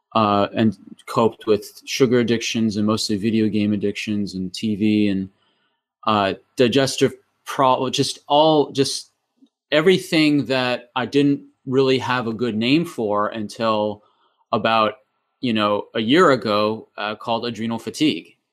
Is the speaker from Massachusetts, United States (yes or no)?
yes; Massachusetts, United States; moved away as an adult; now in New Zealand; originally, I was born in, uh, Massachusetts in New England